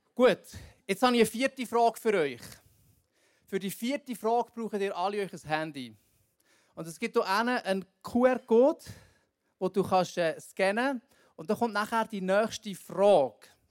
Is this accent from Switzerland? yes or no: yes; Bern, Switzerland; wir hier so als Berner